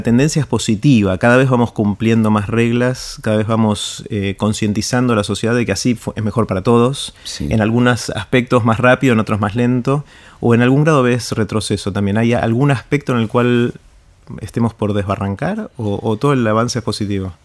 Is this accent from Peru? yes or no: no; Argentina; en mi país, en, la Argentina